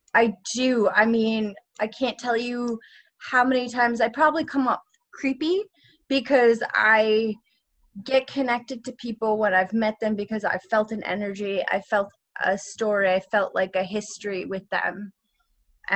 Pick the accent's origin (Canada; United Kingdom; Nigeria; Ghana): Canada; Vancouver, British Columbia; I grew up in Vancouver as an actor